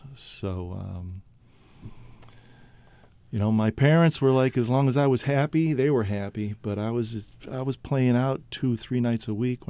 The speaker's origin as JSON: {"language": "English", "town": "Buffalo", "region": "New York", "country": "United States", "tie": "born or raised there", "also_born_or_lived": "Brooklyn, New York", "moved": "yes", "lives_now": "Maine, United States", "said": "Yeah, we lived in Brooklyn and were there for almost 30 years. I grew up in Buffalo, New York"}